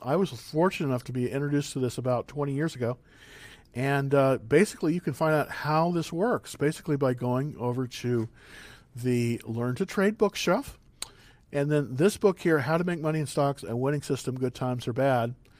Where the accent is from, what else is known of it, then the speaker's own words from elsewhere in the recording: San Marcos, Texas, United States; my family is actually from Texas, believe it or not. We're from San Marcos, Texas, a little small town near Austin